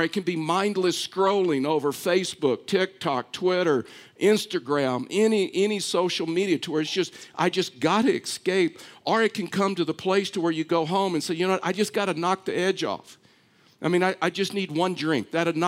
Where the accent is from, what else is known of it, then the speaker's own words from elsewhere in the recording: Texas, United States; I'm from Texas. Just wanted to get that out there. I know you didn't know that because I've lost my accent.